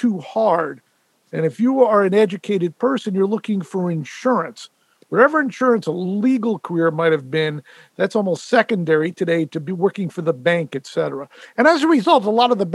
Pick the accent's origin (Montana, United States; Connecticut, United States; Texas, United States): Connecticut, United States; moved away as an adult; also born or lived in Vermont / Utah; now in Los Angeles, United States; I grew up in the East Coast. Grew up in Connecticut